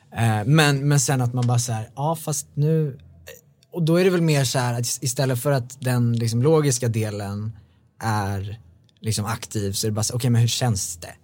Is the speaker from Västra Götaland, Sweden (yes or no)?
no; Bålsta, Uppsala County, Sweden; now in Stockholm, Sweden; Jag är uppvuxen i Bålsta